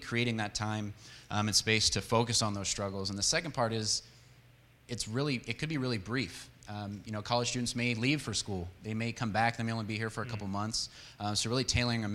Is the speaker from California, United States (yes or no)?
yes; San Diego, California, United States; moved away as an adult; also born or lived in Longview, Texas; now in Texas, United States; We grew up in San Diego, and that's where I met Kayla in high school